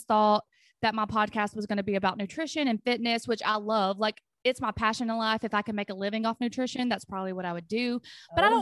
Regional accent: Tennessee, United States; our high school in Franklin County, because I'm from Tennessee, had a nursing course

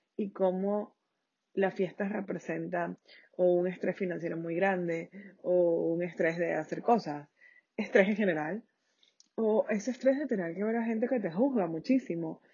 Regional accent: Venezuela; Yo soy de Venezuela

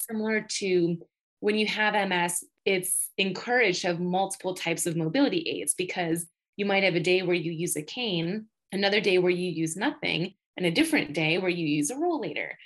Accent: Batavia, New York, United States; I grew up in Batavia, New York, which is anywhere from 35 to 45 minutes from Rochester

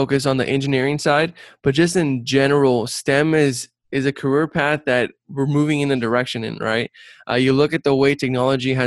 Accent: Brownsville, Texas, United States; I'm originally from South Texas, from Brownsville, Texas. Raised by a single mom. I grew up very humble beginnings

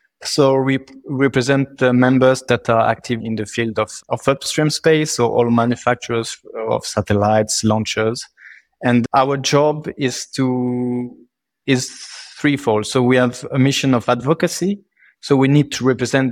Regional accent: Toulouse, Occitania, France; moved away as an adult; also born or lived in Strasbourg; now in Brussels, Belgium; I'm from Toulouse, which is a city and a region which is well known for space

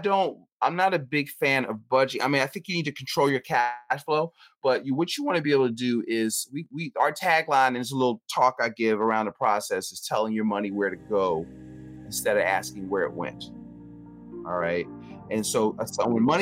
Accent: Philadelphia, Pennsylvania, United States; We owned a supermarket growing up in North Philly. So I'm from Philadelphia.

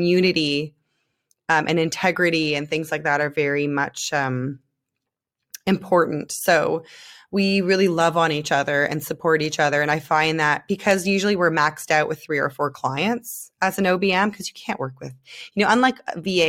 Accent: Canada; moved away as an adult; now in Israel; I'm Canadian

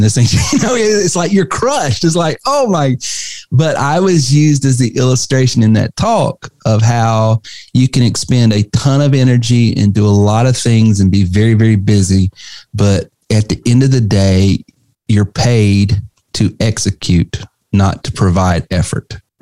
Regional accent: North Carolina, United States; growing up in the Carolinas, North Carolina specifically

